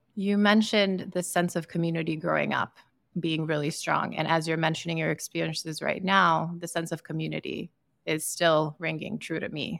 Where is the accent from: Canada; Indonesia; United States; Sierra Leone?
Sierra Leone; moved away; I'm from Sierra Leone in West Africa